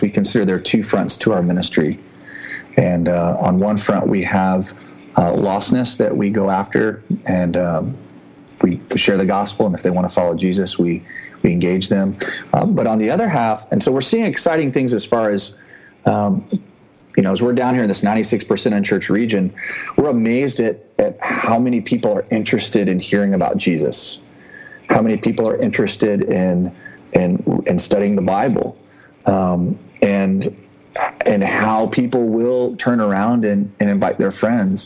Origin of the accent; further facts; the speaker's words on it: Indianapolis, Indiana, United States; moved away as an adult; also born or lived in Japan; I'm originally from Indianapolis, grew up there